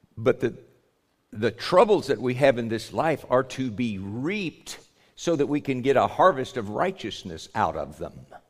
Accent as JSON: {"language": "English", "country": "United States", "said": "we're Americans. I'm an American"}